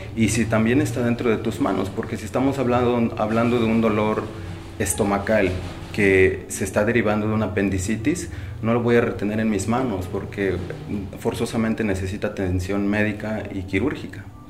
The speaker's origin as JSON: {"language": "Spanish", "town": "Xoxocotla", "region": "Morelos", "country": "Mexico", "said": "Soy de aquí de Sosopotla."}